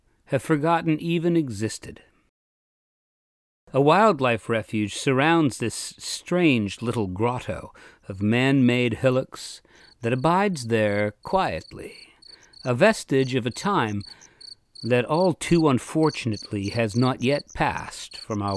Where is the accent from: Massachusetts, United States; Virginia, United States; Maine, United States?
Maine, United States; Caribou; I grew up about 15 miles away from this place, and for the entirety of my life in my hometown of Caribou, Maine